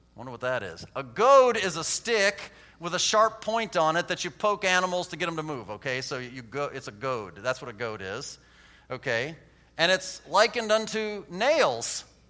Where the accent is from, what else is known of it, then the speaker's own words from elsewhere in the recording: United States; I'm an American